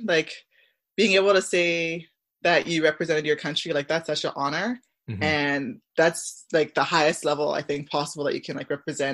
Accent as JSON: {"language": "English", "town": "Barrie", "region": "Ontario", "country": "Canada", "tie": "born or raised there", "also_born_or_lived": "Scarborough, Ontario / Milton, Ontario"}